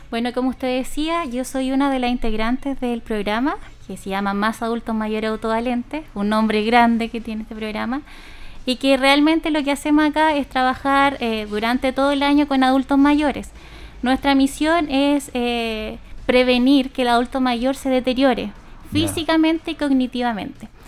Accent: Linares, Maule, Chile; estas dos duplas que somos de Linares, trabajamos con distintas poblaciones dependiendo del sector de Linares.

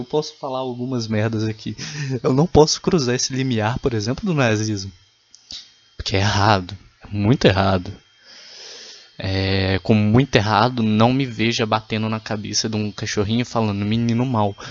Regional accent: Minas Gerais, Brazil; eu sou de Minas Gerais

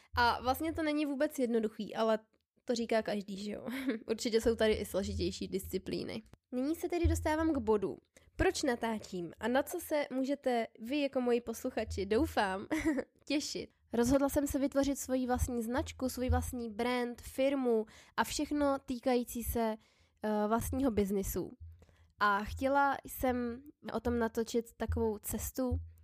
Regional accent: Plzeň, Plzeň Region, Czechia; now in Prague, Czech Republic; pocházím z Plzně a momentálně bydlím v Praze

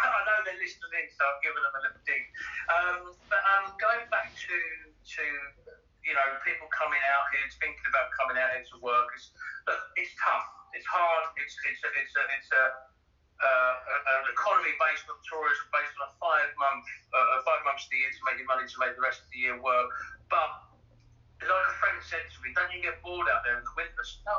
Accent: Ibiza, Balearic Islands, Spain; also born or lived in London / Dubai / Barcelona; So I lived back in my hometown, Brian, lived in London, lived in Dubai, lived in Barcelona. So from Barcelona, then Dubai. And then I was like, right, I'm going home. And I knew, home meaning Ibiza

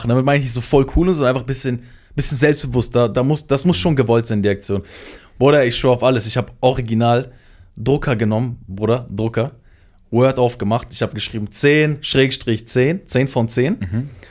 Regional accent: North, Iraq; Ich bin Kurde, ich komme aus dem, aus dem Irak, im Norden so.

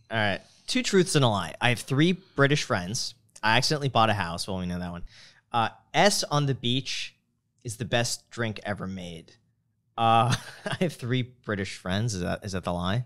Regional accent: Michigan, United States; moved away; as a Michigander

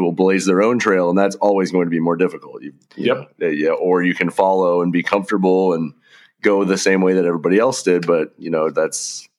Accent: Cincinnati, Ohio, United States; I'm from Cincinnati.

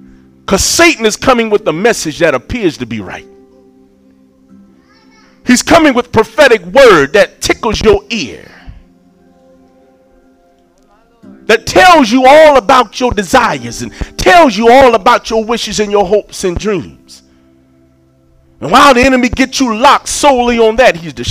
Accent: Shulerville, South Carolina, United States; I'm from Shulaville

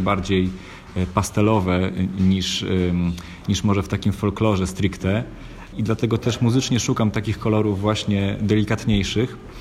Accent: Kashubia, Pomeranian Voivodeship, Poland; jako właśnie Kaszubi

